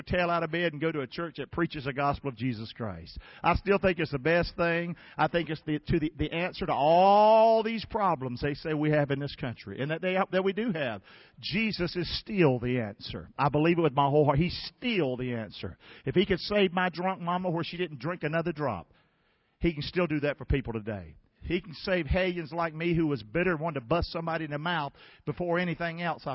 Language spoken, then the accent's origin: English; Rockingham, North Carolina, United States; moved away as an adult; also born or lived in Englewood; I'm from Rockingham